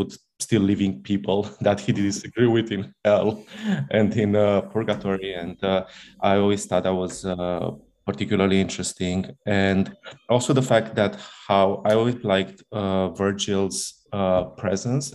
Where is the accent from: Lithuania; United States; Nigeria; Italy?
Italy; moved away; I come from Italy, where we studied it in the most dogmatic way possible